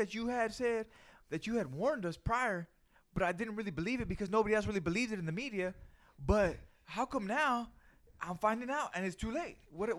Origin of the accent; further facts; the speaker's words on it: Louisiana, United States; I'm from Louisiana